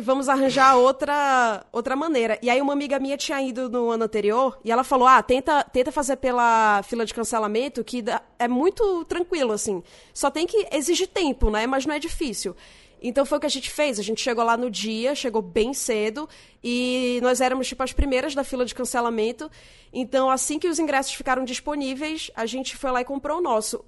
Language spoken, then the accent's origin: Portuguese; Manaus, Amazonas, Brazil; moved away as an adult; now in São Paulo, Brazil; É, eu sou de Manaus, eu tô morando em São Paulo desde 2015.